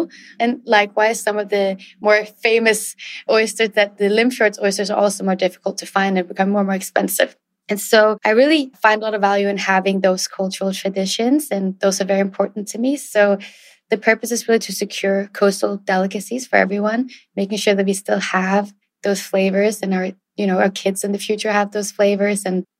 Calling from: Raleigh, North Carolina, United States; It's very hot and humid here in Raleigh, North Carolina, where I'm calling in from.

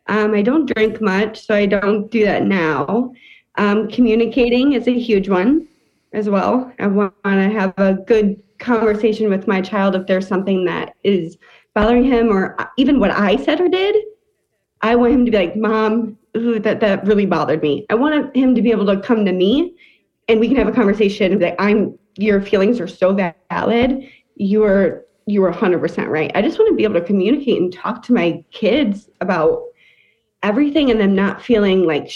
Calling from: Illinois, United States; Close to Chicago.

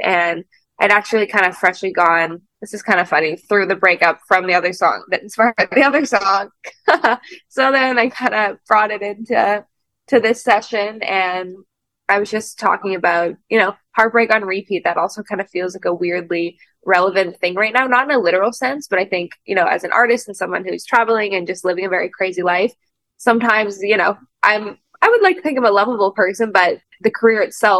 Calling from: Los Angeles, California, United States; I'm calling from Los Angeles, and it's about morning time

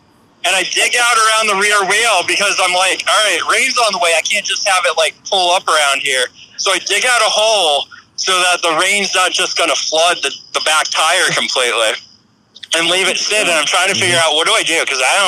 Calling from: Lebanon, Pennsylvania, United States; I came from Lebanon, PA, which is out in the eastern side. It's near Hershey, PA, actually. I'm about 30 minutes down the road from Hershey.

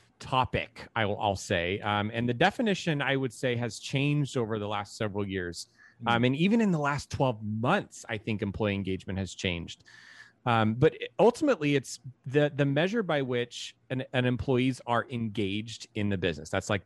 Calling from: San Francisco, California, United States; We're in San Francisco in the Bay Area.

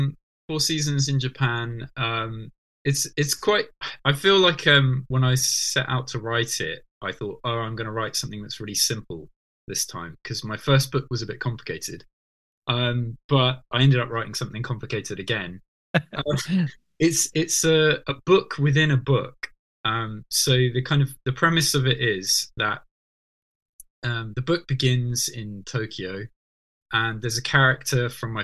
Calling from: Norwich, East of England, United Kingdom; So at the moment, I'm calling in from Norwich, which is where I live these days.

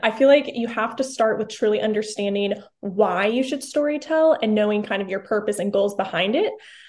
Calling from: Tulsa, Oklahoma, United States; I am here in Tulsa, Oklahoma, the biggest tourist spot, you know, in the USA.

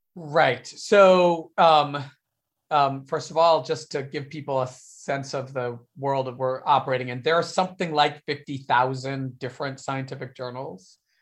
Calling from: Berkeley, California, United States; I am calling from Berkeley, California.

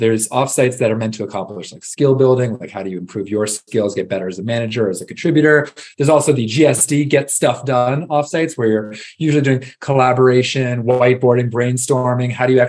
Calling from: Austin, Texas, United States; I'm calling in from Austin, Texas, where I live with my family, two kids, and wife.

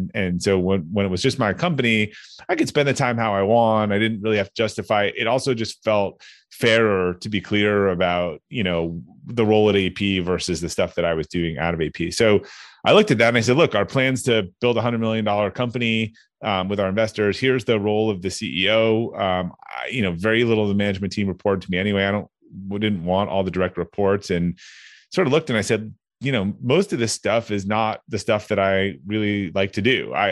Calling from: Needham, Massachusetts, United States; I'm right outside of Boston, a town called Needham, Massachusetts.

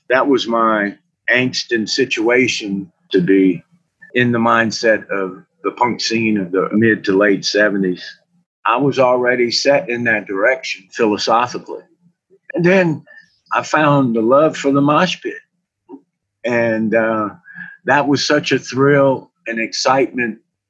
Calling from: Lafayette, Louisiana, United States; I'm reporting from Lafayette, Louisiana.

